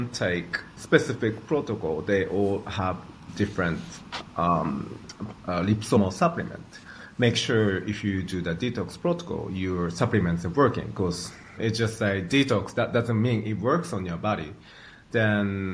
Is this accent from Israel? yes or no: no; Japan; I grew up in Japan